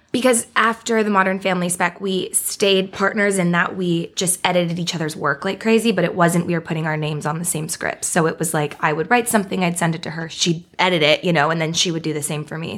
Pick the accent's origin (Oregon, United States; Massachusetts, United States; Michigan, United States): Oregon, United States; Beaverton; moved away as an adult; now in Los Angeles, United States; I'm from a town outside of Portland, Oregon. It's called Beaverton.